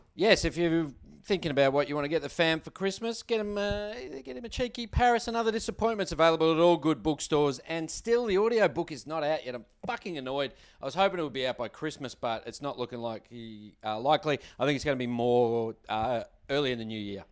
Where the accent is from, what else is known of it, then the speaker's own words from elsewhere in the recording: Australia; We're Australian